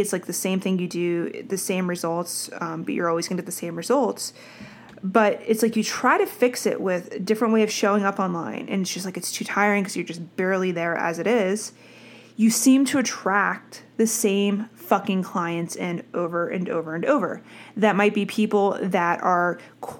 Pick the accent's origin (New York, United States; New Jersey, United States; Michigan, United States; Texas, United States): New Jersey, United States; I'm from Jersey